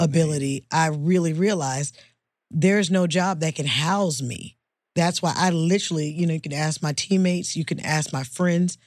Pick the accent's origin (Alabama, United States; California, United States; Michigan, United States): California, United States; Oakland; moved away as an adult; also born or lived in Los Angeles, California; I'm from the Bay Area, Oakland, California